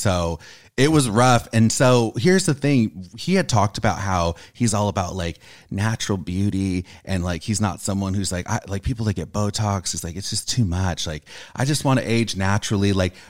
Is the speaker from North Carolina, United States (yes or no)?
no; California, United States; Orange County, California. Oh, okay. Not too far.